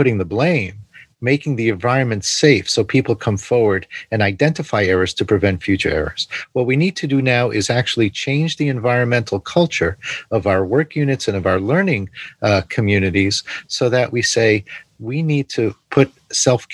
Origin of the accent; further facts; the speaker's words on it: New York City, New York, United States; I grew up in New York City